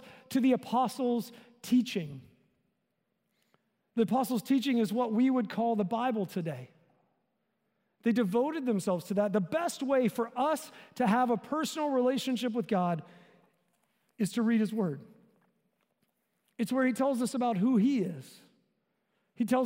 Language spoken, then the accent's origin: English; the South, United States; I grew up in the South